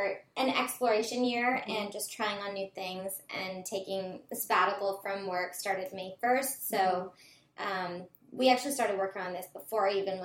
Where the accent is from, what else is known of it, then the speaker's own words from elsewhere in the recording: Mendocino County, Northern California, United States; moved away as an adult; now in Santa Barbara, United States; from NorCal, Mendocino County, came to Santa Barbara to go to UCSB.